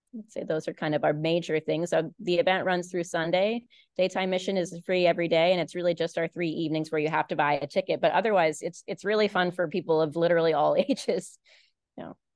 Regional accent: Baltimore, Maryland, United States; when I was a kid, I grew up in Baltimore

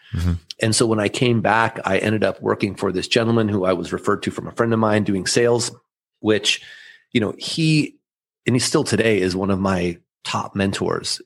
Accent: Southern California, United States; first language German; English is a second language; I'm the firstborn of immigrant parents from Austria that moved here in the late 70s. And I grew up here in Southern California

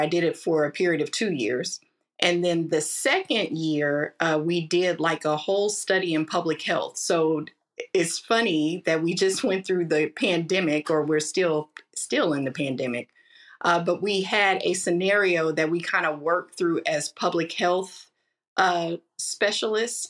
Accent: Kansas City, Missouri, United States; I am a native of Kansas City, Missouri, born and raised

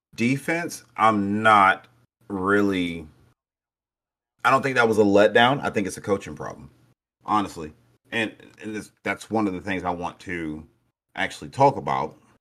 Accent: Brunswick, Georgia, United States; I'm from Brunswick

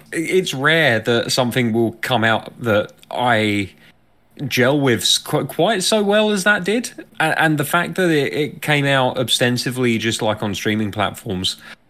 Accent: United Kingdom; as a Brit

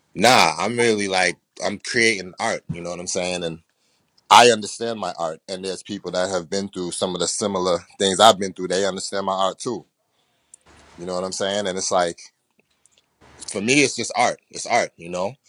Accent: Boston, Massachusetts, United States; also born or lived in New York / Jamaica; I grew up in Boston, but I've traveled a lot of places

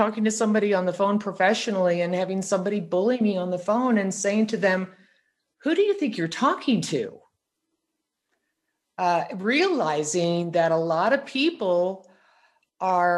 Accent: St. Louis, Missouri, United States; I grew up in St. Louis

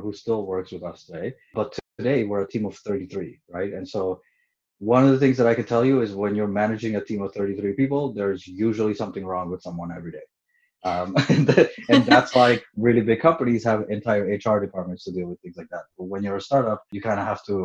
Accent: Montreal, Quebec, Canada; moved away as an adult; now in Toronto, Canada; I moved to Toronto January 2017. I'm originally from Montreal

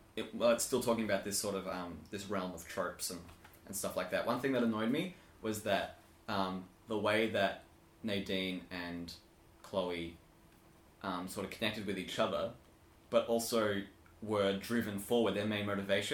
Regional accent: Australia; accent: slightly British; Yeah. Because I'm from Australia

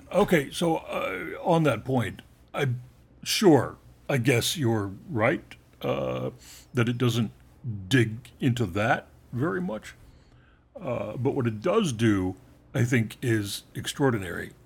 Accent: Northeast of the United States, United States; I was raised in the Northeast of the Uni, of the United States

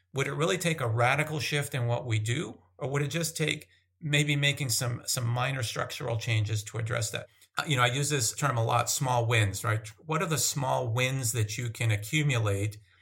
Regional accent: Massachusetts, United States; moved away as an adult; also born or lived in Northern California / Minnesota / San Diego; I grew up in Massachusetts.

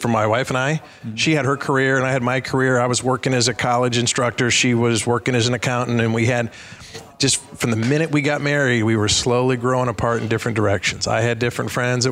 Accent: Cincinnati, Ohio, United States; in my hometown, Kings Island, I live right by Cincinnati

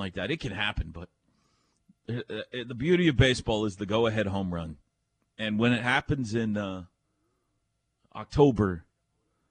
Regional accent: Mustang, Oklahoma, United States; growing up in Mustang

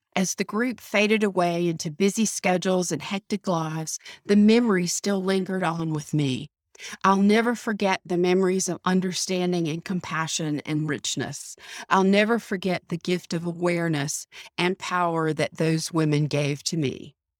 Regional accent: the South, United States; Growing up in the South, as I did

